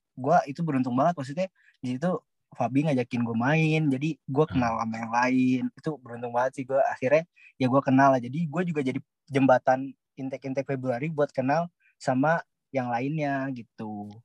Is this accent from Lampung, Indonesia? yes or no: no; Bandung, West Java, Indonesia; moved away as an adult; now in Malaysia; Gua juga orang Bandung